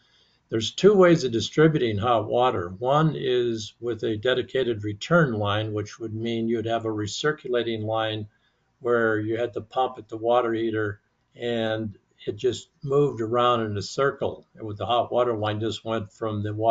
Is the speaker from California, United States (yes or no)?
yes; Mojave Desert, California, United States; I grew up in the Mojave Desert